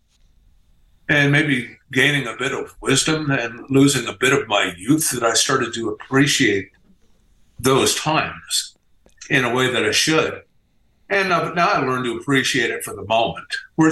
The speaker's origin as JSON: {"language": "English", "region": "Midwest", "country": "United States", "said": "we're from the Midwest"}